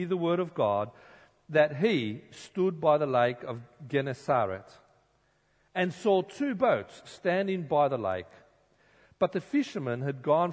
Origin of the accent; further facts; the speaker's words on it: Sydney, New South Wales, Australia; I grew up in Sydney